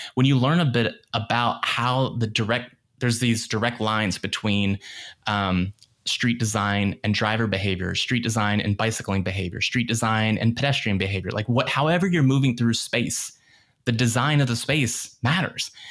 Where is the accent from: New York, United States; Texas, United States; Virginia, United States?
Virginia, United States; Northern Virginia suburbs outside of DC, United States; I grew up in the Northern Virginia suburbs outside of DC